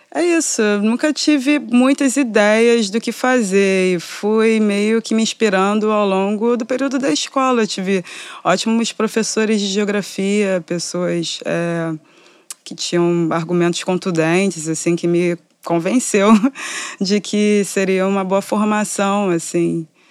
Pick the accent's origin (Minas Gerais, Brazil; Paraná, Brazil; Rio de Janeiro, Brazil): Rio de Janeiro, Brazil; Eu sou da, norte, da Zona Norte do Rio de Janeiro, do subúrbio